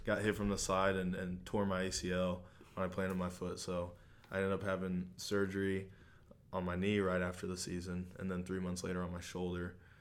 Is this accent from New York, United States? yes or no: no; Hamilton, Missouri, United States; I grew up in Hamilton. It's a small town, uh, just south of Maryville.